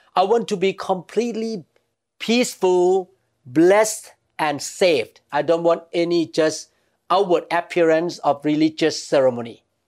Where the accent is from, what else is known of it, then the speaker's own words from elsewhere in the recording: Thailand; growing up in Thailand